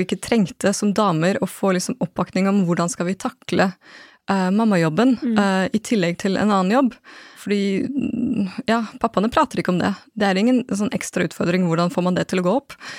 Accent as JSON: {"language": "Norwegian", "country": "Norway", "tie": "born or raised there", "also_born_or_lived": "Japan", "said": "født og oppvokst i Norge"}